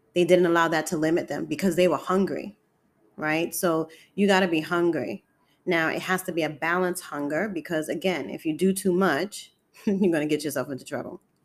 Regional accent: New York City, New York, United States; I'm born and raised in Harlem, New York City.

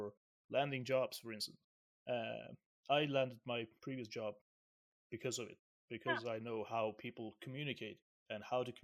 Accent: Syria; I'm from Syria, right? Let's just put it out there. I'm from Syria, and we are hairy people

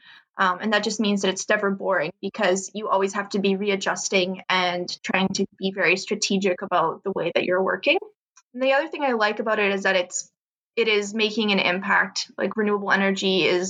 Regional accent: Canada; as a Canadian

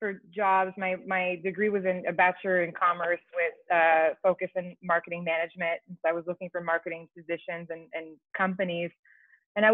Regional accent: Quebec, Canada; first language French; English is a second language; moved away as an adult; now in Toronto, Canada; I'm from Quebec. I grew up with a family of entrepreneurs.

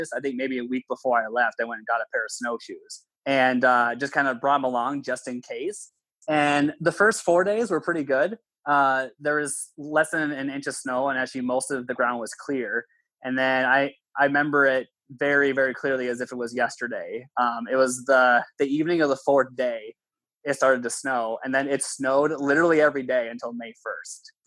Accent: Minnesota, United States; I'm even from Minnesota

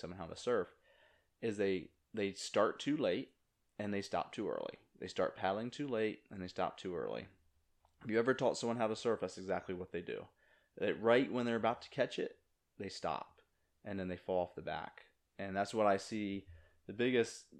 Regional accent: Virginia, United States; moved away as an adult; also born or lived in New Jersey; now in Jupiter, United States; I grew up in Virginia, you know, not near the beach at all until I was 18, and then moved up to New Jersey

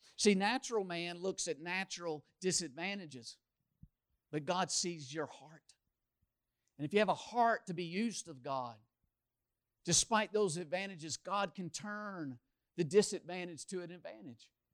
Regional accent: Louisville, Kentucky, United States; moved away; I grew up in Louisville, the largest city in Kentucky

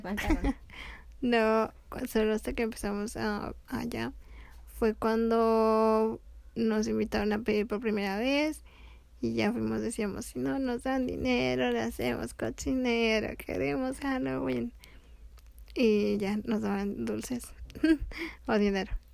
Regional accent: Mexico; como familia mexicana, pues los tres años o los 15 años son los que más ah, se festejan aquí en México

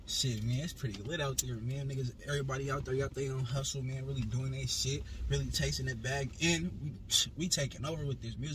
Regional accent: Fresno, California, United States; I was born in Fresno, California, man. Real five five nine, baby.

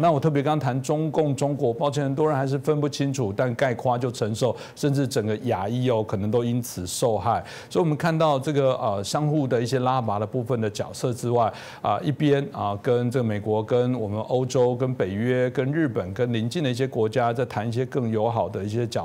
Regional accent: Taiwan; 我可能在这个自由台湾长大

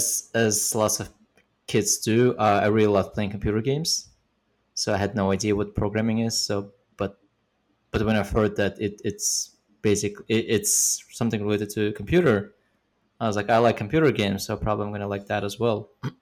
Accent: Almaty, Kazakhstan; moved away as an adult; also born or lived in Uzbekistan; now in United States; Before that, I lived in Kazakhstan, in Almaty, but I was born in Uzbekistan.

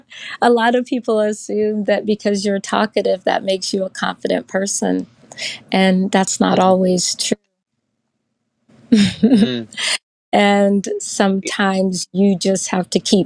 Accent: Houston, Texas, United States; moved away as an adult; I'm originally from Houston, Texas, but I lived in other states, and I have come back to Houston, Texas

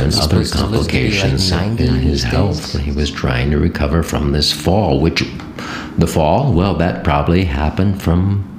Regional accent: Ohio, United States; moved away as an adult; also born or lived in New York; I took off from Ohio.

